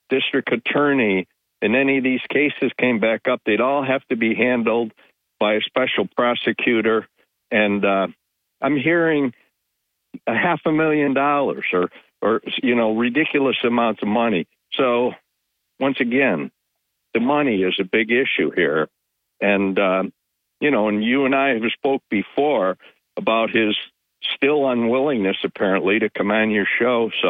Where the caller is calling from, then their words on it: Binghamton, New York, United States; from the town of Binghamton.